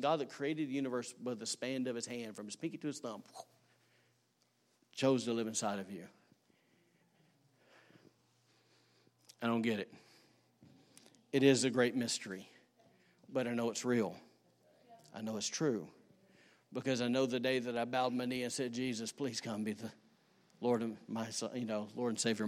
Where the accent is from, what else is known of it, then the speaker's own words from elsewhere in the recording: Alabama, United States; now in Rockport, United States; I'm from Alabama.